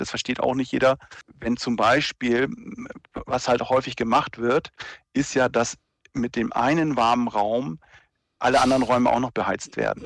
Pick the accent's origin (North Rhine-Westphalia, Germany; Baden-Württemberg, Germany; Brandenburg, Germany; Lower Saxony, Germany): Lower Saxony, Germany; near Lüneburg; ich bin ja, äh, aus der Nähe von Lüneburg